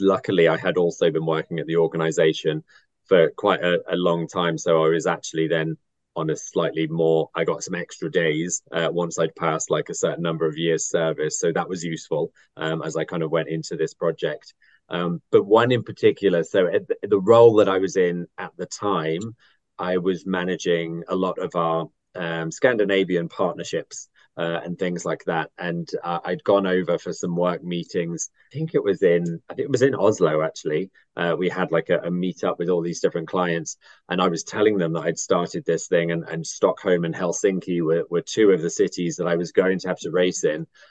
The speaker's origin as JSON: {"language": "English", "town": "Athens", "region": "Attica", "country": "Greece", "tie": "born or raised there", "moved": "yes", "lives_now": "London, United Kingdom", "said": "I was born in Athens"}